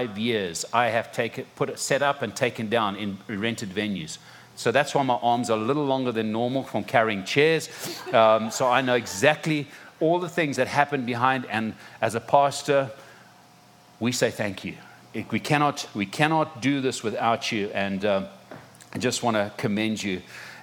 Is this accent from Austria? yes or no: no; Zimbabwe; moved away as an adult; also born or lived in South Africa; now in Florida, United States; are born and raised in Zimbabwe. Parents were born and raised in Zimbabwe